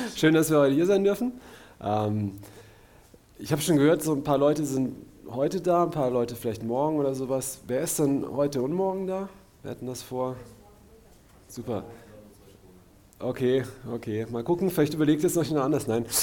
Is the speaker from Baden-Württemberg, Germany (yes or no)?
yes; Karlsruhe, Baden-Württemberg, Germany; Axel und ich, wir sind aus Karlsruhe